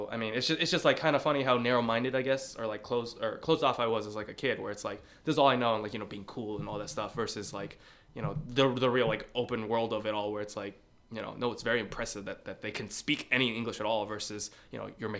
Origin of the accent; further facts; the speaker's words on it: San Gabriel, California, United States; first language Mandarin; English is a second language; I grew up in, like, SGV, where there's a lot of Asian people.